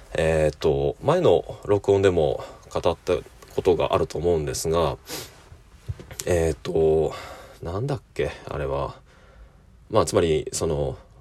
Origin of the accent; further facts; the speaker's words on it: Fukuoka, Japan; now in Kyoto, Japan; 友人の、えー、同郷の出身、ま あ、二人とも、えー、博多、福岡の出身